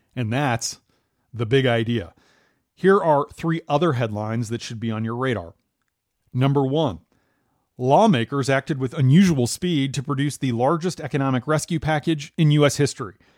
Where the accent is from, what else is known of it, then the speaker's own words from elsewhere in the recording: Minnesota, United States; moved away; my home state